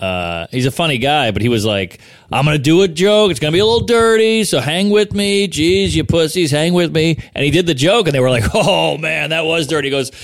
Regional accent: Louisiana, United States; I'm from Louisiana. I'm from the South.

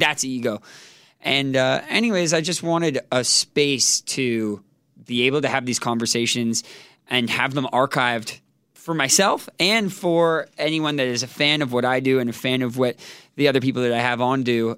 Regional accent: Toronto, Ontario, Canada; moved away; also born or lived in New Jersey; Born in New Jersey, raised in Toronto, Canada

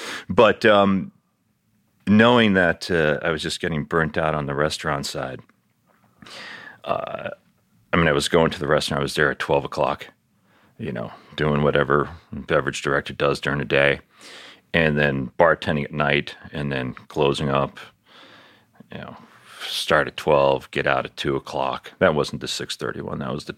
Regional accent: New York City, New York, United States; moved away as an adult; also born or lived in Miami / Colorado; I grew up in Queens

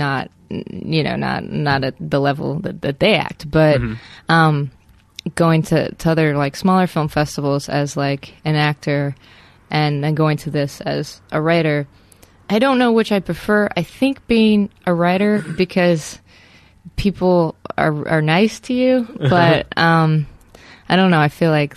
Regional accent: Wyoming, United States; I'm from Wyoming, so not too far away, and none of my family actually lives in Wyoming

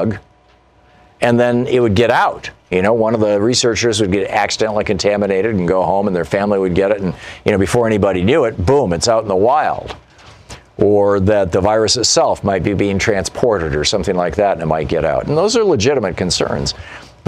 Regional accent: Michigan, United States; moved away; also born or lived in Germany; I grew up in Michigan, which is one of the cloudiest states in the United States

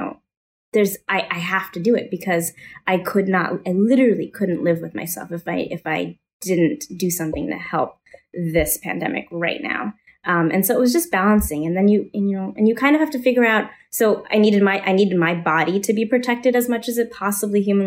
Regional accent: Kansas City, United States; moved away as an adult; now in New York, United States; I've been in New York for, I don't know, 20 years, a long time, but I'm from Kansas City

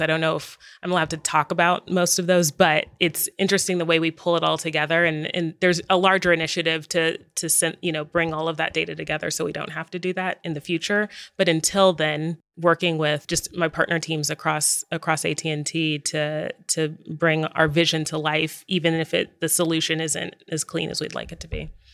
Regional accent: Dallas, Texas, United States; now in Los Angeles, United States; My hometown is Dallas, Texas, and I'm actually a fifth generation

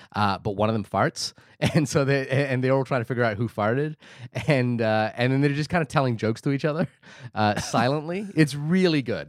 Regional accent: Wellington, New Zealand; my hometown of Wellington

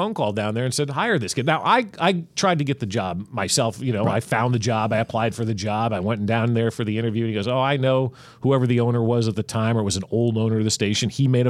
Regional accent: New Jersey, United States; also born or lived in Lawrence, Kansas; now in Kansas City, United States; where I grew up in New Jersey, it was right outside of New York City.

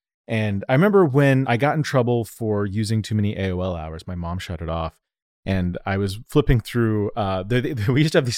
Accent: Denver, Colorado, United States; accent: Denver and Southern California; also born or lived in Southern California; now in New York, United States; That's like exactly what you would nail my accent down to, is Denver and Southern California.

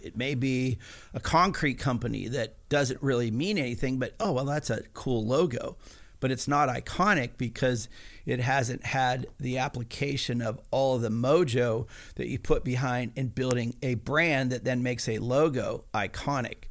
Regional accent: Pennsylvania, United States; I was a hillbilly from Pennsylvania

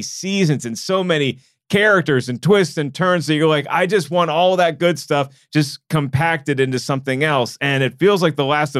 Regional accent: Virginia, United States; I'm from Virginia.

